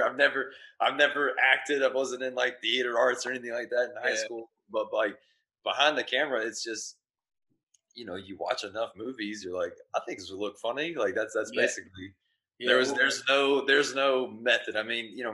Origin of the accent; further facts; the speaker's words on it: Beaumont, Texas, United States; also born or lived in Lumberton, Texas / Arizona; I was born in Beaumont, Texas